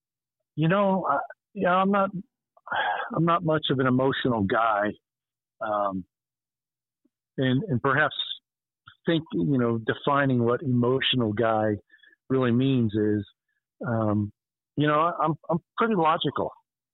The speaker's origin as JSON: {"language": "English", "town": "Arlington", "region": "Virginia", "country": "United States", "tie": "born or raised there", "said": "as a young one growing up in Arlington, Virginia"}